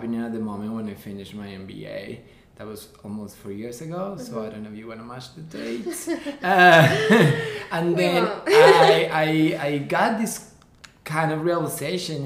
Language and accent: English; Colombia; moved away as an adult; now in New York, United States; I'm actually born and raised in Colombia. I came here 10 years ago to New York.